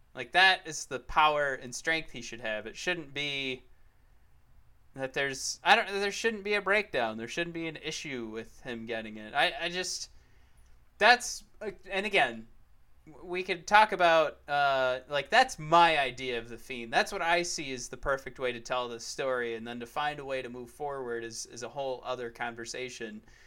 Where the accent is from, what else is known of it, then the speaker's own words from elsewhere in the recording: Detroit, Michigan, United States; we're from Detroit. We watch the Lions play football